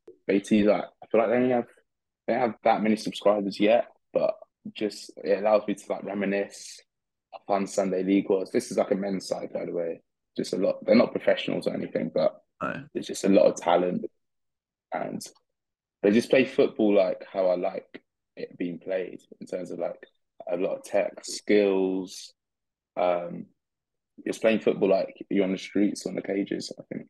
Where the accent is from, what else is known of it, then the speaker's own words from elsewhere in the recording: Australia; We're from Australia, and I'm an idiot.